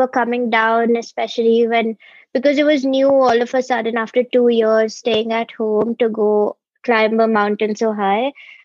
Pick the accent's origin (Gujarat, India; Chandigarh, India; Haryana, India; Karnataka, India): Karnataka, India; Bangalore; I'm from Bangalore